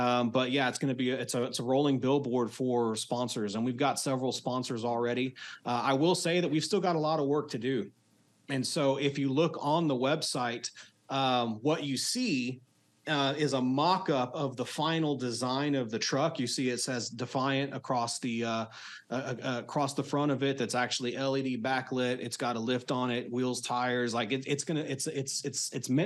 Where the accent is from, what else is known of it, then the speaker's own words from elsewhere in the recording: Texas, United States; I'm a seventh generation Texan